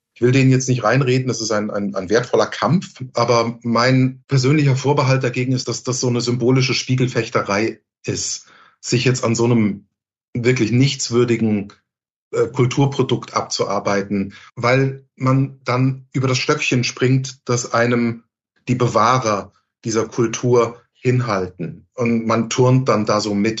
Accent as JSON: {"language": "German", "region": "Hamburg", "country": "Germany", "said": "Als Hamburger"}